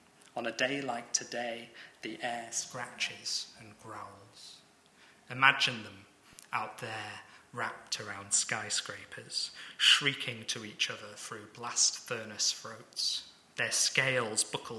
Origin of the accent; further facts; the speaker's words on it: Lancaster, North West England, United Kingdom; moved away; also born or lived in Guangzhou, China; And I'm from Lancaster, not the most idyllic. It's a nice town